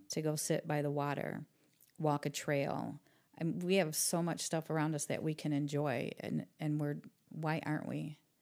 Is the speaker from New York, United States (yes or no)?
no; Toledo, Ohio, United States; also born or lived in Jackson; I grew up in East Toledo